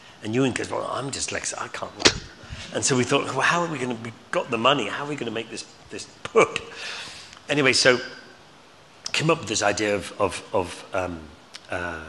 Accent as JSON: {"language": "English", "region": "Scotland", "country": "United Kingdom", "said": "But then, you know, being Scottish, I wasn't going to get any of that."}